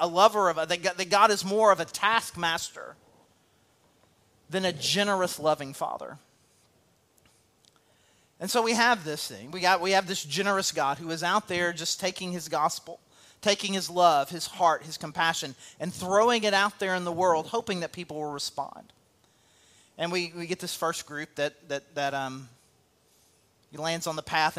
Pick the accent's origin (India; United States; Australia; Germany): United States; El Dorado, Arkansas; moved away; also born or lived in St. Louis / Cabot; I came from El Dorado, Arkansas, population 20,000 people